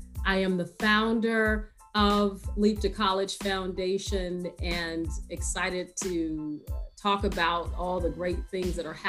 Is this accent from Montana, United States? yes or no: no; Chicago, Illinois, United States; growing up in the South Side of Chicago